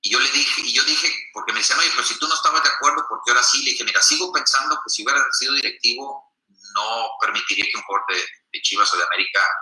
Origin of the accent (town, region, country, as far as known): Mexico